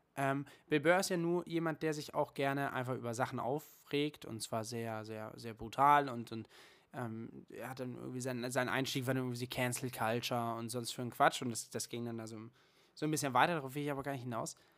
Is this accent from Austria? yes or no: no; Germany; bei uns in Deutschland